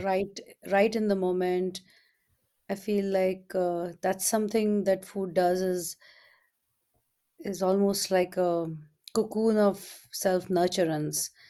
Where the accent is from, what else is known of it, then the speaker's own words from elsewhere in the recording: India; moved away; when I was growing up in India we had all these different festivals throughout the year